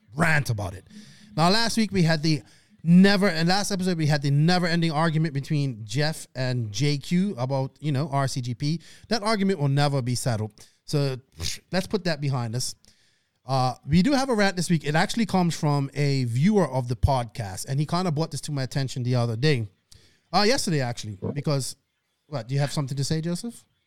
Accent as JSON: {"language": "English", "country": "Bermuda", "tie": "born or raised there", "accent": "Bermuda", "moved": "yes", "said": "my hometown"}